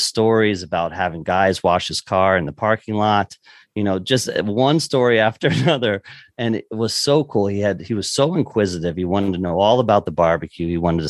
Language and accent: English; East Coast, United States; Obviously, where I grew up on the East Coast, you know, it was not a big thing and I didn't know anything about it.